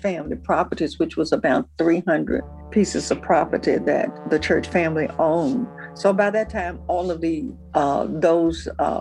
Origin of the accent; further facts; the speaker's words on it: Memphis, Tennessee, United States; As a child growing up in Memphis, I went to Church's auditorium